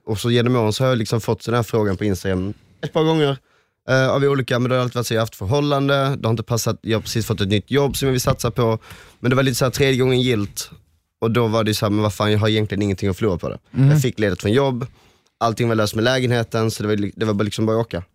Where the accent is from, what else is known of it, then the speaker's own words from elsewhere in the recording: Helsingborg, Skåne, Sweden; jag, Johan och Adam, vi är ju från Helsingborg